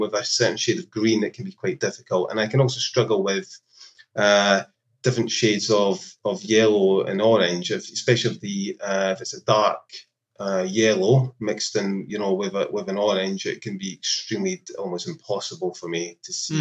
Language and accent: English; Scotland, United Kingdom; moved away; also born or lived in London; I was from Scotland originally